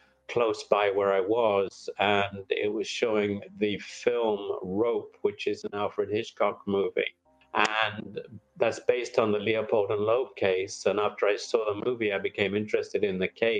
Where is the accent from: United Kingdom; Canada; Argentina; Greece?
United Kingdom; England; moved away as an adult; now in United States; I came from England to study at Penn